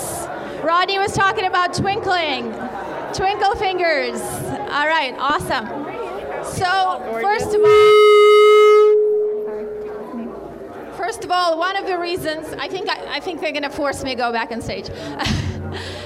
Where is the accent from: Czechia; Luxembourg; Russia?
Russia; English is a second language; moved away as an adult; now in Phoenix, United States; I actually was born and raised in Russia, moved here right before I turned 21